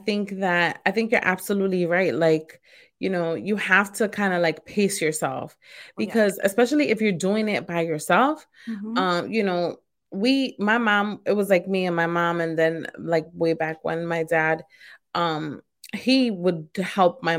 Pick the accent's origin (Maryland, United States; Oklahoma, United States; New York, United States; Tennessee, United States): New York, United States; New York City; I'm also Puerto Rican, but I was born and raised in Brooklyn